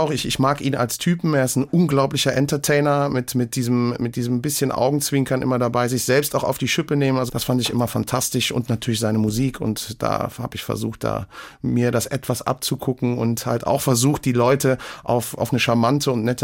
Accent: Hamm an der Sieg, Rhineland-Palatinate, Germany; also born or lived in Siegen; Ja, äh, quasi im Umkreis Hamm an der Sieg, also dem Reifeisenort und äh, ja, äh, dort groß geworden und in Wissen zur Schule gegangen

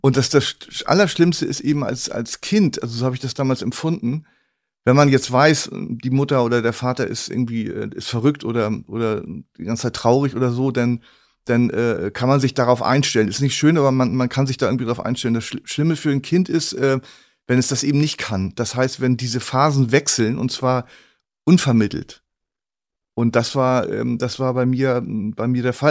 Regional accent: Northern Germany, Germany; mir als Norddeutschen

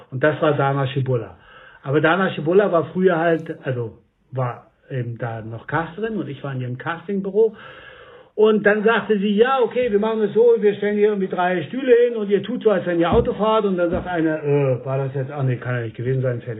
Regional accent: Berlin, Germany; ich bin Schauspieler, ich komme aus Berlin und so weiter

